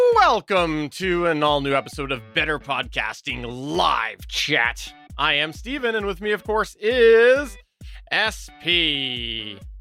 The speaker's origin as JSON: {"language": "English", "country": "Canada", "accent": "thick Canadian", "said": "my Canadian accent"}